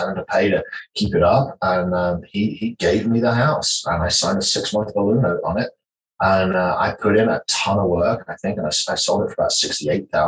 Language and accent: English; the north of England, United Kingdom; moved away as an adult; now in Texas, United States; I grew up in Northern England, in a little village about 150 people